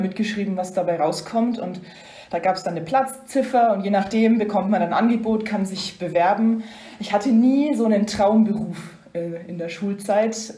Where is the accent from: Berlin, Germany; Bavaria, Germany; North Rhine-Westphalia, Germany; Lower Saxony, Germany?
Bavaria, Germany; Upper Franconia; moved away as an adult; now in Brussels, Belgium; ich komme ja aus der Gegend, äh, wie man hört. Ähm, bin ursprünglich aus Oberfranken, gar nicht so weit weg von Bayreuth aufgewachsen